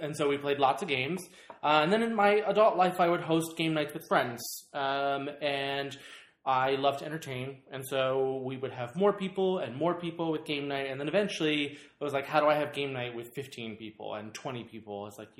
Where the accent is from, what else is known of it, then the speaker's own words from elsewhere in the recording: Maryland, United States; moved away as an adult; also born or lived in Los Angeles; now in Irvine, United States; I grew up in Maryland